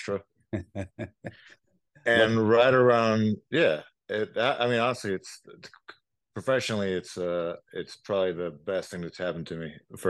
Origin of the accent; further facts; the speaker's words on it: Oakland, California, United States; moved away as an adult; also born or lived in Jalisco, Mexico; now in New York, United States; I live in New York now. I've been in New York for the past 11 years, 12 years, but I am a very proud Oakland Californian.